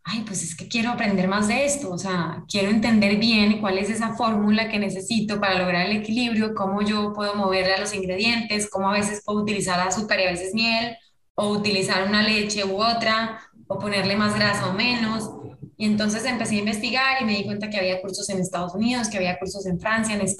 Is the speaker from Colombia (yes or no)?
yes; Colombia; moved away; nosotros nos vinimos de Colombia hace muchos años. Me vine con mis papás y con algunos de mis hermanos hace como 20 años